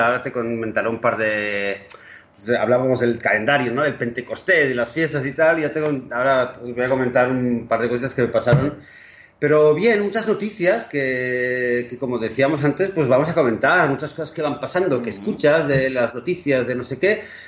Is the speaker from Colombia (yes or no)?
no; Barcelona, Catalonia, Spain; now in Israel; Barcelona, donde yo nací